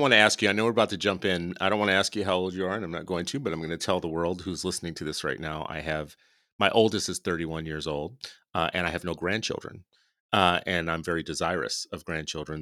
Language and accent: English; New Orleans, Louisiana, United States; I grew up in New Orleans